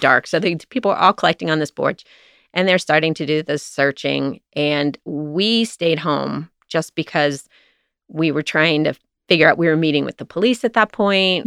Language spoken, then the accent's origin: English; Cincinnati, Ohio, United States; also born or lived in Walnut Hills, Cincinnati / Atlanta; I grew up in, partially in Mount Lookout